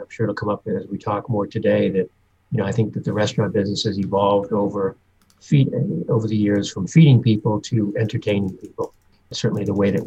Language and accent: English; Newton, Massachusetts, United States; moved away as an adult; also born or lived in Miami / Los Angeles / Dallas; now in Michigan, United States; I am initially from the East Coast, just outside of Boston in Newton, Massachusetts. Grew up there